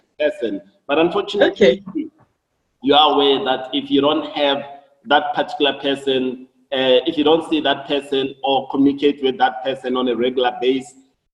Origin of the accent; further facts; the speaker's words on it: Johannesburg, Gauteng, South Africa; Shawelo is in Soweto. I was born in Shawelo in a four-roomed house. We're a family of 9 people